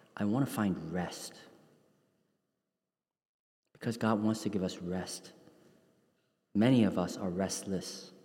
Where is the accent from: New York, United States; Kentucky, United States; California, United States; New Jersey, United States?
New York, United States; New York City; when I grew up in New York City's Chinatown in the 1980s